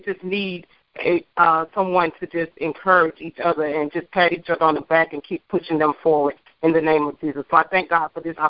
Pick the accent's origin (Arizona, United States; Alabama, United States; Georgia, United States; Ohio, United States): Alabama, United States; Eufaula; I am an educator, an author, and an entrepreneur. I am from Eufaula, Alabama.